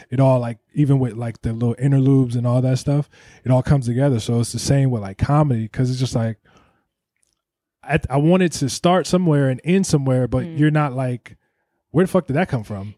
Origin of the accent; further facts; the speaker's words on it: Ohio, United States; I'm from Ohio.